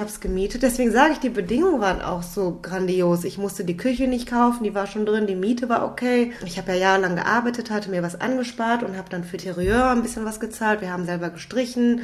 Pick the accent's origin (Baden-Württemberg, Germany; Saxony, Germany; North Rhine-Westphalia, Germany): North Rhine-Westphalia, Germany; Düsseldorf; ich bin aus Düsseldorf im Tanzhaus NRW